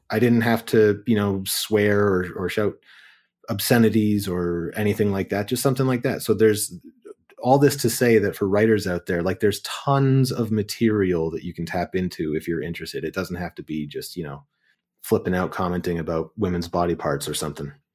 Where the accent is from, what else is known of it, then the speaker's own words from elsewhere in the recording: Kitchener, Ontario, Canada; I grew up in Kitchener, Waterloo in Ontario